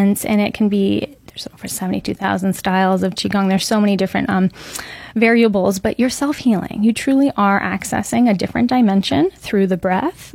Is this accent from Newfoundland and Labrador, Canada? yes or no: no; Muskoka, Ontario, Canada; now in Lake Nona, United States; I'm originally from Canada, born and raised in a small town area of Muskoka, a cottage country